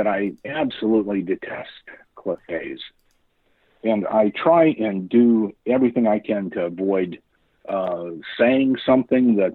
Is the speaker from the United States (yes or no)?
yes; Colorado, United States; also born or lived in Tennessee / Oregon; now in Kansas City, United States; I grew up in Colorado